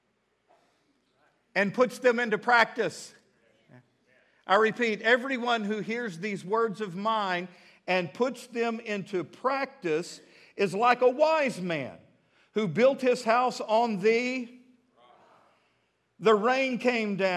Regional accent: Midland, Texas, United States; now in Fort Smith, United States; I'm from Midland, Texas

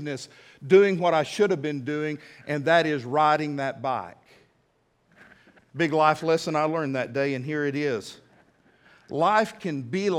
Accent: West Texas, United States; also born or lived in Enid, Oklahoma; now in Fort Smith, United States; I was raised in West Texas

